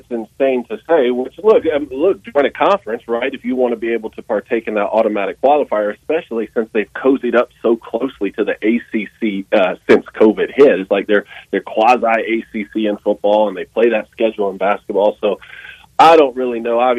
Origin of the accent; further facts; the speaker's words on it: Statesboro, Georgia, United States; look, I come from Statesboro, Georgia, man. Don't don't ever count out a Georgia Southern fan.